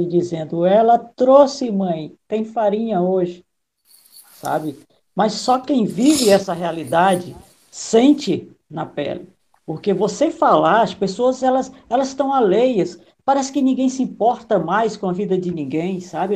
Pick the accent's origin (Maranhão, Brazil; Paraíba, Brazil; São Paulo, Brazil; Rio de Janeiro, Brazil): Maranhão, Brazil; moved away; Eu sou do Maranhão, Nordeste